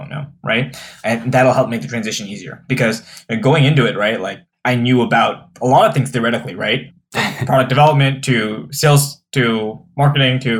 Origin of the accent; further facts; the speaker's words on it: East Coast, United States; moved away as an adult; now in Cleveland, United States; I'm from the East Coast, as you are, right? Like I came to Cleveland to work at Jumpstart